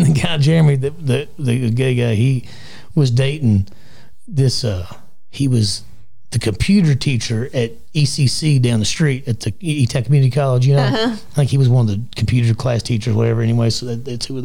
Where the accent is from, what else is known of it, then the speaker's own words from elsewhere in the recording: Litchfield, United States; I grew up in Litchfield